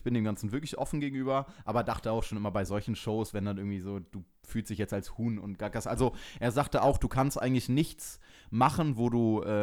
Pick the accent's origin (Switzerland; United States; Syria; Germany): Switzerland; Hallo, ich bin aus der Schweiz.